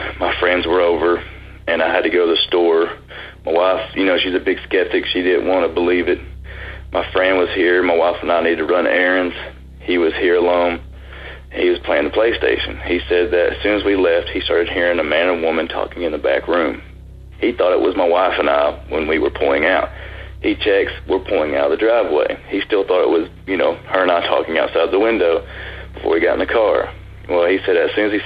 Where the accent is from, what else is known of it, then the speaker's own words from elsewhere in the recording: Chattanooga, Tennessee, United States; I'm from Chattanooga, Tennessee